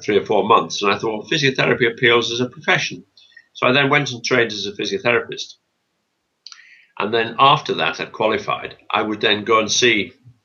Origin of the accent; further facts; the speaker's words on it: Bolton, North West England, United Kingdom; moved away; also born or lived in Norwich; I'm from Bolton